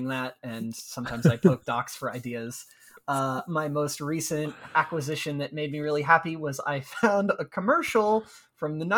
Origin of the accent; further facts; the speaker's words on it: United States; your American friend